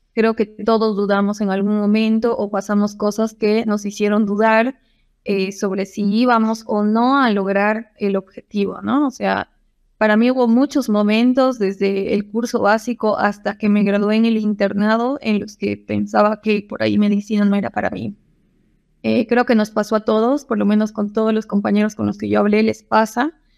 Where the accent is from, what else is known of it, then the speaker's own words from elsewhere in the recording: Cochabamba, Bolivia; moved away as an adult; also born or lived in Buenos Aires, Argentina; soy boliviana, cochabambina